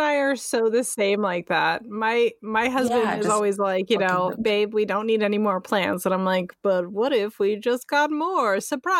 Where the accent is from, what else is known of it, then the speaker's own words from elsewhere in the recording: San Francisco, California, United States; now in Northern California, United States; I'm from San Francisco originally.